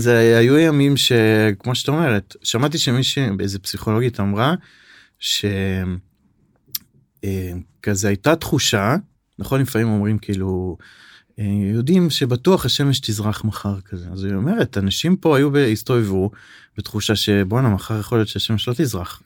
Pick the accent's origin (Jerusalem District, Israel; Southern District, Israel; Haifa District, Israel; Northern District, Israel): Northern District, Israel; Safed; אני גדלתי בצפת